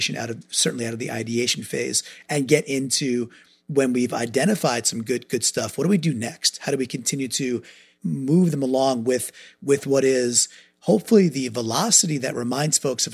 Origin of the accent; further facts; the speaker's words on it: New York, United States; now in Connecticut, United States; I grew up in New York, so I'm a Northeasterner. I live in Connecticut